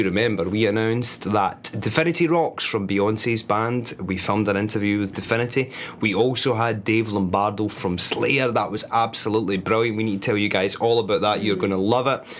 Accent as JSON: {"language": "English", "region": "Scotland", "country": "United Kingdom", "moved": "yes", "lives_now": "United States", "said": "I'm from Scotland"}